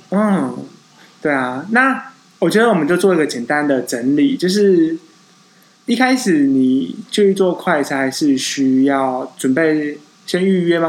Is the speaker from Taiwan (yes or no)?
yes; Taiwan; 我们台湾人